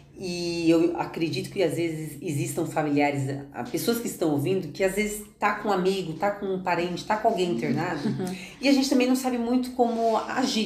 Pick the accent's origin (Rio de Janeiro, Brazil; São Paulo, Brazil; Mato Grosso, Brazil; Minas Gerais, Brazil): São Paulo, Brazil; eu sou de São Paulo capital